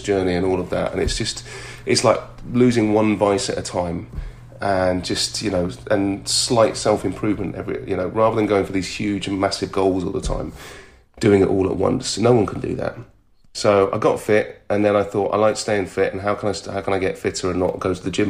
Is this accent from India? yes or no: no; United Kingdom; being British and culturally being British